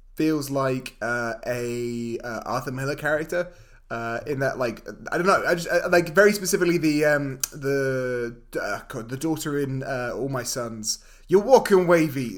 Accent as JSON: {"language": "English", "country": "United Kingdom", "said": "We're two British dudes."}